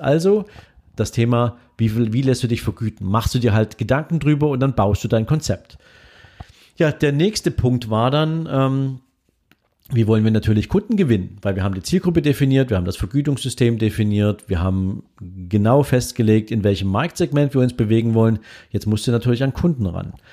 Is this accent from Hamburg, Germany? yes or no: no; Dresden, Saxony, Germany; hier in Dresden, in meiner Heimatstadt